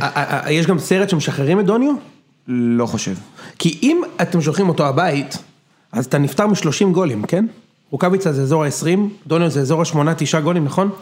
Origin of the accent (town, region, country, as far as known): Israel